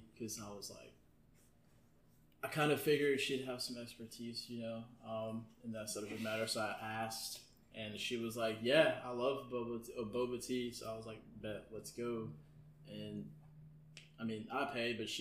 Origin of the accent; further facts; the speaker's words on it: the South, United States; we're in the South